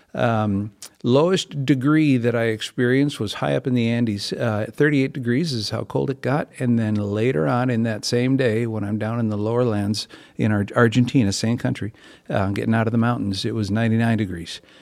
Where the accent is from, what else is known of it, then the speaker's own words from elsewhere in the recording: Bloomington, Minnesota, United States; I grew up right here in East Bloomington, um, Bloomington boy, born and raised, and, uh, still live in Bloomington